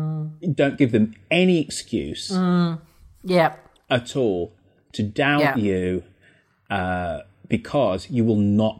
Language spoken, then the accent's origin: English; Birmingham, West Midlands, United Kingdom; Just very proud of my Jamaican heritage, proud of being English, proud of being a Brummie. Birmingham is this relatively tolerant, multicultural city.